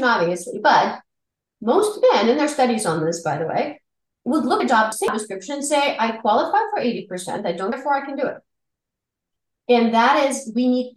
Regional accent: Siberia, Russia; moved away; I grew up in the former Soviet Union in Siberia, in the capital of Siberia

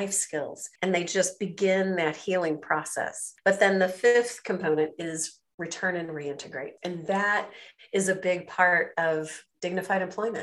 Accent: United States; moved away as an adult; also born or lived in China; I'm an American

